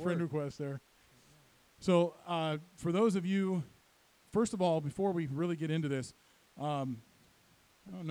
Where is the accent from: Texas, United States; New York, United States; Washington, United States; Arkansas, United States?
Washington, United States; Granite Falls; I grew up in Granite Falls